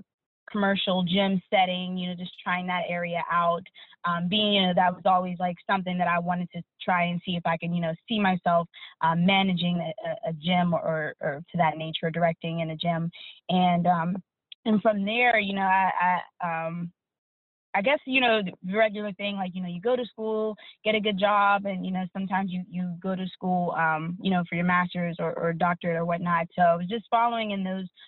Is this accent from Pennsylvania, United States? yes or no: yes; Pittsburgh, Pennsylvania, United States; I grew up in Pittsburgh, still living here